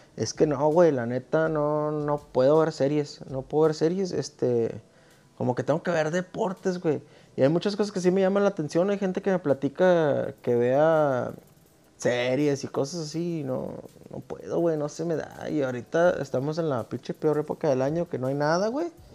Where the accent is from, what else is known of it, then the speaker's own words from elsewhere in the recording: Mexico; soy un güey de México.